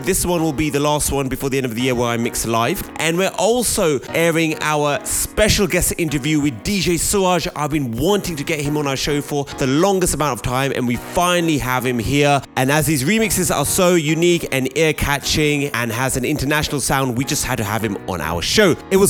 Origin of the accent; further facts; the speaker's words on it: United Kingdom; I'm not American. I'm British.